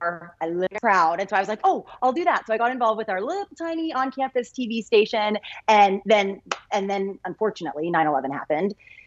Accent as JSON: {"language": "English", "town": "Lake Oswego", "region": "Oregon", "country": "United States", "tie": "born or raised there", "also_born_or_lived": "Washington, D.C. / New York / Boston", "moved": "as an adult", "said": "Originally from Lake Oswego, Oregon, which I can say because you guys down in Medford know, Oregon people know Oregon people. Mm-hmm. So born and raised there. My parents are still in the house. We grew up in and went to Jesuit High School"}